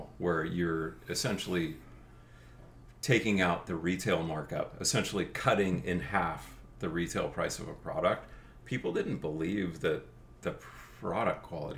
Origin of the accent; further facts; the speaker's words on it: Seal Beach, California, United States; I grew up in College Park East in Seal Beach, which is on the other side of the 405